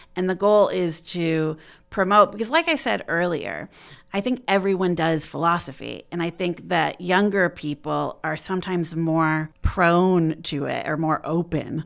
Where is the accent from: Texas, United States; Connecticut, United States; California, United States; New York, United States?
New York, United States; Auburn; moved away as an adult; also born or lived in Philadelphia, Pennsylvania; now in Muncie, United States; I'm from Auburn, New York, in the Finger Lakes area.